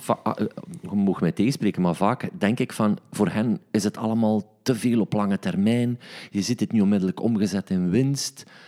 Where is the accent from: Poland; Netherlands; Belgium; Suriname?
Belgium; East Flanders; ik ben van Oost-Vlaanderen.